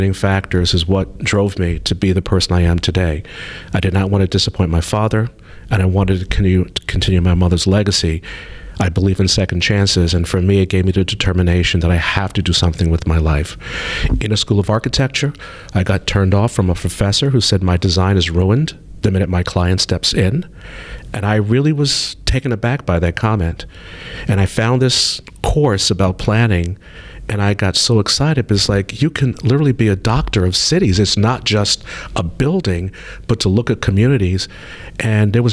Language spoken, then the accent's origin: English; New York City, New York, United States; I grew up in New York City. In Brooklyn in particular, a very dense city.